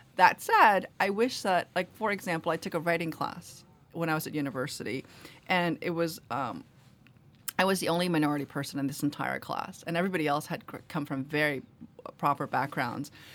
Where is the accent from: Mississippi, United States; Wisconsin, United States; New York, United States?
New York, United States; New York City; English is a second language; also born or lived in Korea; I grew up in Queens, where there's a lot of Irish Americans.